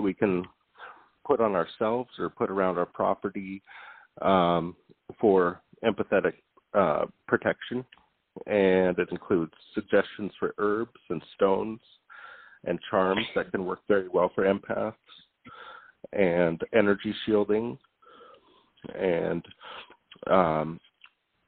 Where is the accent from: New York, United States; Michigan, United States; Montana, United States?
Montana, United States; moved away as an adult; now in Hawaii, United States; I live in Hawaii, and I was born and raised in Montana, but I've lived here for a couple of years